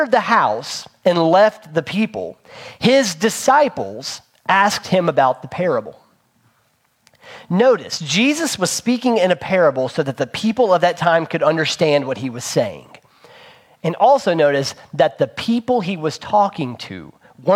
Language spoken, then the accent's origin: English; Princeton, West Virginia, United States; moved away; where we grew up in Princeton, West Virginia.